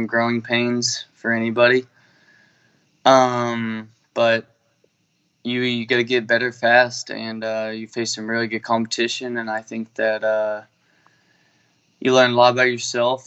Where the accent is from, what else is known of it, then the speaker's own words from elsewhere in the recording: Bartlett, Tennessee, United States; I'm from Bartlett, Tennessee, and I play at Clark University